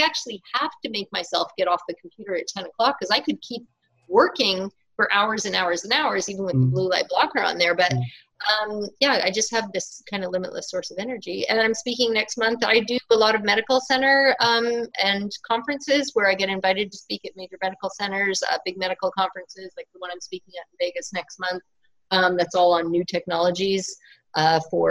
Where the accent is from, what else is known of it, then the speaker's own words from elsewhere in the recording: Northern Ontario, Canada; where I'm from in Northern Ontario, Canada